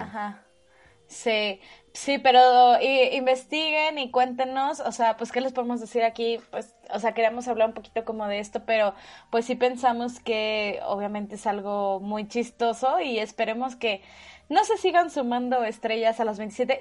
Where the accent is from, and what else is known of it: Mexico